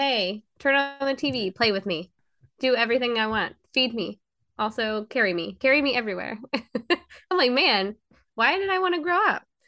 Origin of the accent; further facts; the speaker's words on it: Georgia, United States; I'm from Georgia." It's just the accent